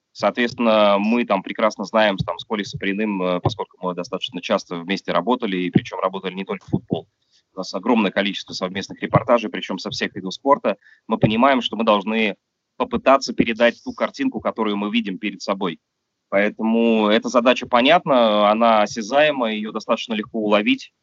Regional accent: Russia; у меня на родине

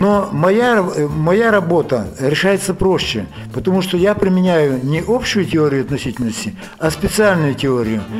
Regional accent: Ukraine; moved away as an adult; also born or lived in Lviv, Ukraine / Murom, Russia; now in Minsk, Belarus; Я сам украинец по национальности, кончал Львовский институт политехнический

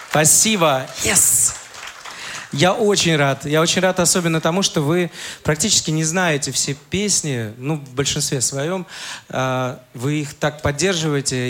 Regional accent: Saint Petersburg, Russia; я родился в Ленинграде, вырос там, уже закончил университет, это уже был город Санкт-Петербург

